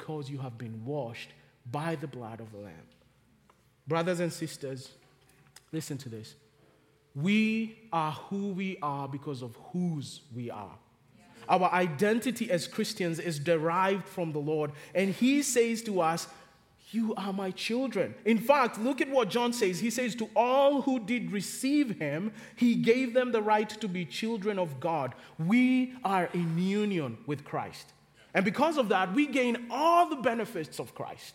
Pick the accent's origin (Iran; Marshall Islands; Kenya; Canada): Kenya; now in Charlotte, United States; growing up in Kenya, we did not have time out for kids.